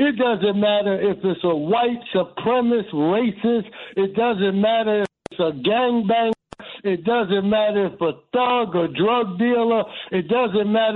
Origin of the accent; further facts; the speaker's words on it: New York City, New York, United States; now in Newark, United States; I'm from Harlem. I'm 63 years old.